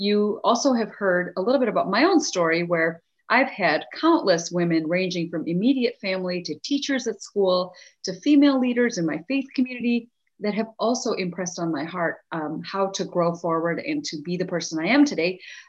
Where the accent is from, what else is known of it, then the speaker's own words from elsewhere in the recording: India; And so as her and I together achieve our goals as Indian women, we have the privilege of investing in the history of other young Indian girls and women that are growing up there today and around the world.